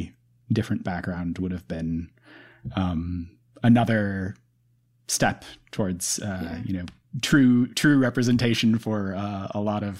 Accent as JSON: {"language": "English", "town": "New York City", "region": "New York", "country": "United States", "said": "the way that I feel about being a New Yorker"}